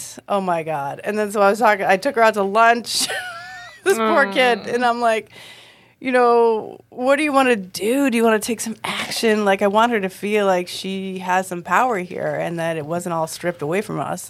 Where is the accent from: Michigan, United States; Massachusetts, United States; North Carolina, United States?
Massachusetts, United States; Boston; I'm from Boston.